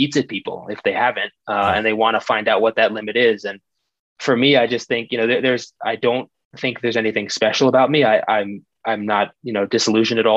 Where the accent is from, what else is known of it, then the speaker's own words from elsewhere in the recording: Long Island, New York, United States; moved away as an adult; now in Colorado, United States; I grew up on Long Island in New York